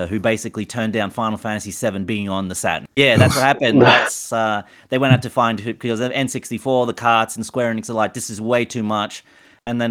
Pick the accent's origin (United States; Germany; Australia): Australia; as an Australian